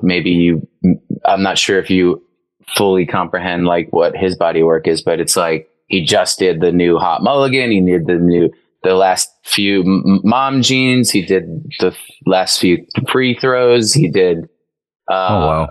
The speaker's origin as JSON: {"language": "English", "area": "Long Island", "region": "New York", "country": "United States", "tie": "born or raised there", "said": "I grew up in on Long Island. In Long Island, on Long Island, we say"}